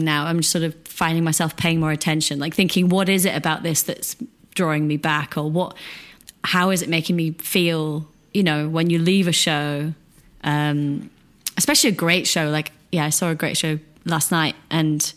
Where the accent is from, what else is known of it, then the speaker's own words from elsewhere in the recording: Ossett, Yorkshire and the Humber, United Kingdom; now in London, United Kingdom; I grew up in Yorkshire, which is the north of England, like in a small town called Osset